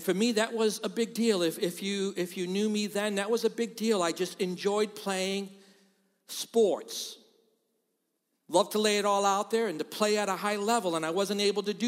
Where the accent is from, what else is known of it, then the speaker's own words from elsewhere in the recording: Boston, Massachusetts, United States; moved away as an adult; now in Rochester, United States; I'm from Boston.